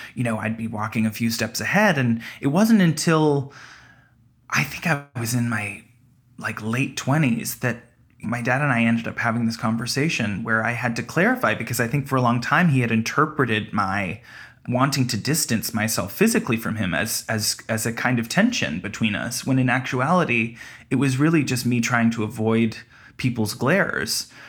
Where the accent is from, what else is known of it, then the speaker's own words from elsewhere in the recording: Toronto, Ontario, Canada; we were raised in Toronto, my whole family